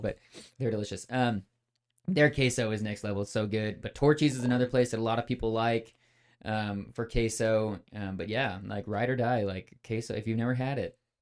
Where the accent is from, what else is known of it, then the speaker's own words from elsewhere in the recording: California, United States; moved away as an adult; also born or lived in Midwest / Texas; grew up in California